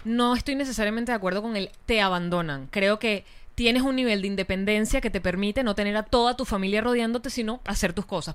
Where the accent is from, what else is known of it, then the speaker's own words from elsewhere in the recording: Venezuela; como venezolanos